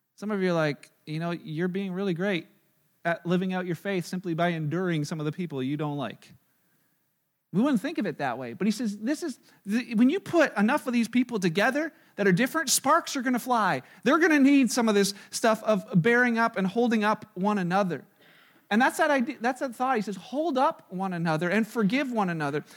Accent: Canada; we're Canadian

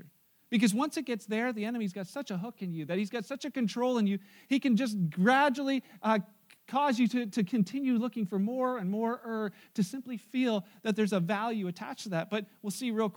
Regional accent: Wellandport, Ontario, Canada; I'm the wabbit from Wellenport

